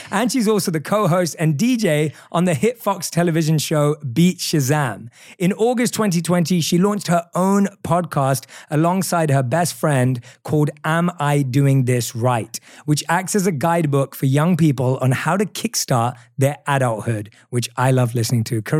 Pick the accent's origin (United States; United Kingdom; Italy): United Kingdom; accent: British; I'm really happy when I get reminded that I still have my British accent.